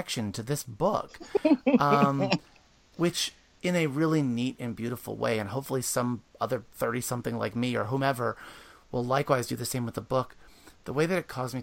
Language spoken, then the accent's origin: English; Pennsylvania, United States; now in Baltimore, United States; I grew up in Pennsylvania